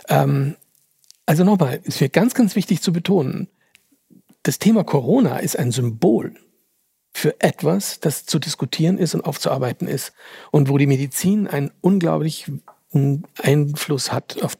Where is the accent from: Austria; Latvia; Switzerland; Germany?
Austria; Finde ja interessant, dass ich hier eingeladen werde als Österreicher für den Jahresrückblick für Deutschland.